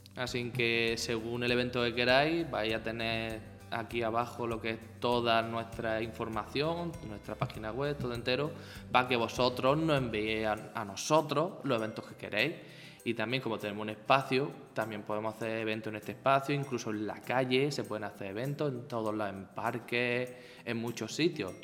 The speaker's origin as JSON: {"language": "Spanish", "town": "Almería", "region": "Andalusia", "country": "Spain", "moved": "as an adult", "lives_now": "Seville, Spain", "said": "soy de Almería, ¿vale? Y yo vine aquí a Sevilla hace nueve años."}